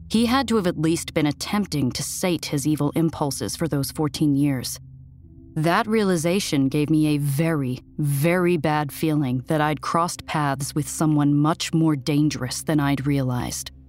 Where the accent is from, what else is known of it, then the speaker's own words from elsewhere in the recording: New York, United States; I'd never lived anywhere except my home state of New York